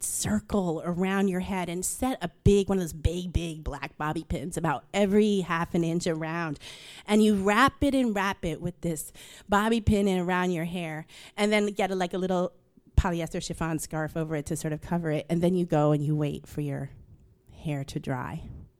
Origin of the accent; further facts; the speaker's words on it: Queens, New York, United States; And where I grew up in Queens, my family lived on the street that separated the white neighborhood from the black and Hispanic neighborhood, but we lived on the white side of the street.